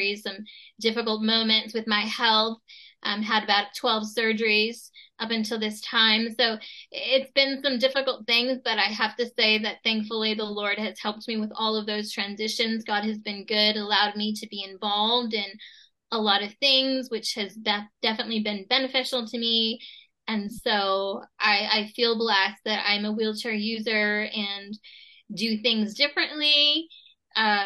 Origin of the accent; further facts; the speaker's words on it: Tucson, Arizona, United States; I'm from Tucson, Arizona, was born and raised here